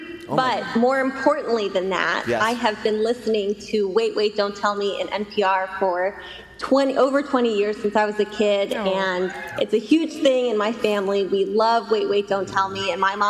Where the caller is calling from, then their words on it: Raleigh, North Carolina, United States; from Raleigh, North Carolina.